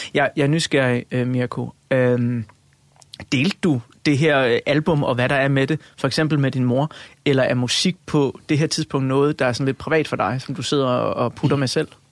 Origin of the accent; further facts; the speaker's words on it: Funen, Southern Denmark, Denmark; Jeg er født og opvokset på Fyn.